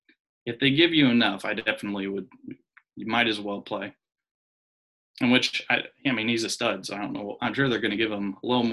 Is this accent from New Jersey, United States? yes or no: no; Columbus, Ohio, United States; also born or lived in Cincinnati; I grew up in Columbus.